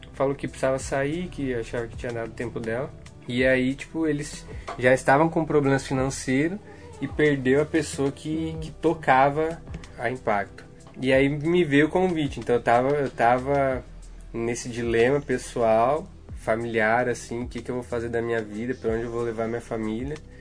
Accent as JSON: {"language": "Portuguese", "town": "Guarulhos", "region": "São Paulo", "country": "Brazil", "tie": "born or raised there", "said": "Eu, eu sou natural de Guarulhos, São Paulo."}